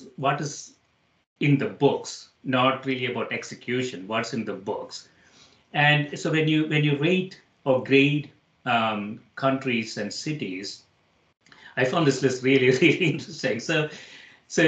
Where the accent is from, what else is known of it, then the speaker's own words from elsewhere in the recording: India; moved away; I grew up in India